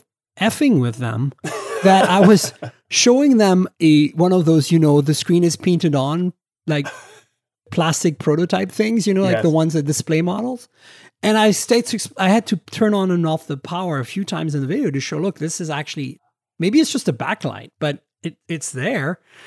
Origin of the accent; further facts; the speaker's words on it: Canada; No, I'm okay with XZ. I'm Canadian. I can do Z.